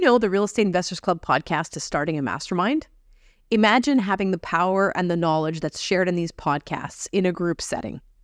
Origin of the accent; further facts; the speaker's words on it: Canada; As a Canadian